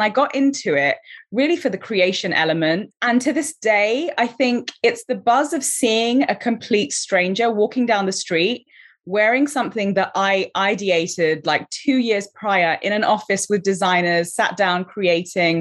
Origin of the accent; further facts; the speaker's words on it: London, United Kingdom; also born or lived in Colombo, Sri Lanka; now in Los Angeles, United States; So I was born in Colombo, Sri Lanka. I came to London, UK when I was 4 years old, and I grew up in Southwest London